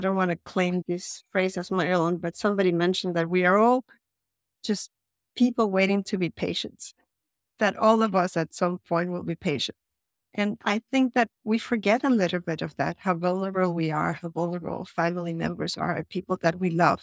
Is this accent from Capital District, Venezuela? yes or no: yes; Caracas, Capital District, Venezuela; English is a second language; moved away as an adult; also born or lived in San Francisco / Florence / Los Angeles / Miami; now in Copenhagen, Denmark; I was born in Venezuela, actually, in Caracas, Venezuela, a long time ago, and I lived there until I was around eighteen years old, and then I moved to the U S for college